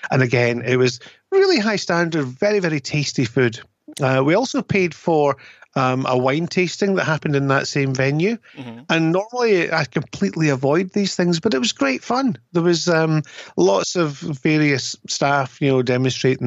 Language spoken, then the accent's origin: English; United Kingdom; as a Brit